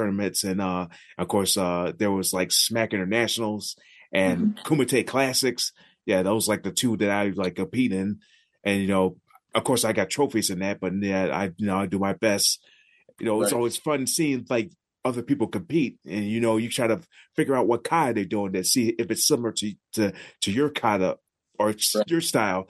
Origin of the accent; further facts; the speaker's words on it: Buffalo, New York, United States; it was always hosted at my hometown, like, around my hometown area, mostly in Buffalo